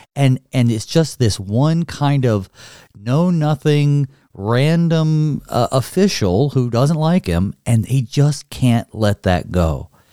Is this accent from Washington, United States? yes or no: no; North Carolina, United States; now in Minnesota, United States; I grew up in North Carolina, and now I'm here, here in Minnesota